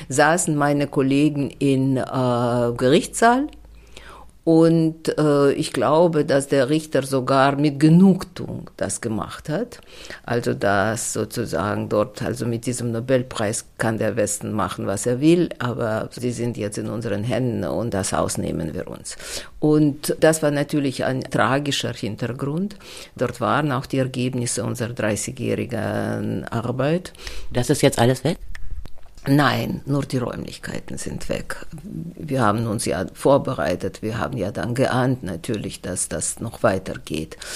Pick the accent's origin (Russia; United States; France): Russia; German is a second language; Und bei uns in Russland dauerte das sehr lange.